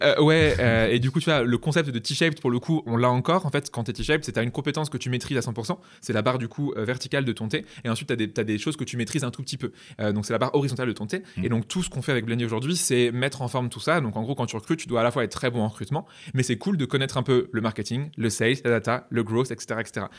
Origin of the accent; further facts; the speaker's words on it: Poitiers, Nouvelle-Aquitaine, France; moved away as an adult; also born or lived in Bristol / Toulouse; je suis originaire de Poitiers. Et mm. d'ailleurs, à 20 ans, je suis parti de, Poitiers